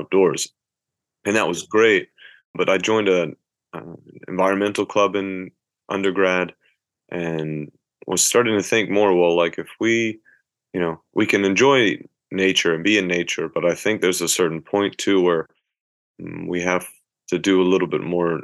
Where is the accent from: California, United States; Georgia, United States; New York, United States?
Georgia, United States; Athens; moved away as an adult; also born or lived in Boone, North Carolina; now in Hiroshima, Japan; my hometown in Athens, Georgia. I grew up going to different restaurants